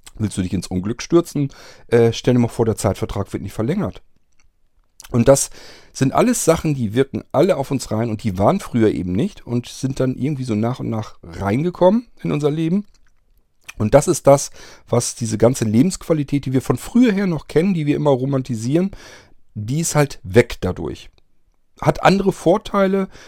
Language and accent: German; Germany; Ich bin nicht in der DDR groß geworden